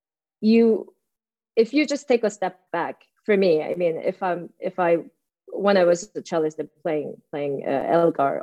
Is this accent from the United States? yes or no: no; South Korea; I was born in South Korea, so far away from England